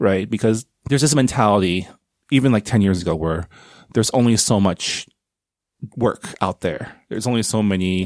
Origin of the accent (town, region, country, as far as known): San Gabriel, California, United States; born or raised there; also born or lived in Canada